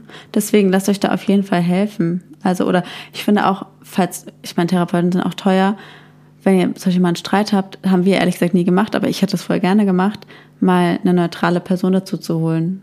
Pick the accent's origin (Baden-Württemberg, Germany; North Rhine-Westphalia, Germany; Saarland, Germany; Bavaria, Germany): Baden-Württemberg, Germany; Heidelberg; moved away; in meine Heimatstadt Heidelberg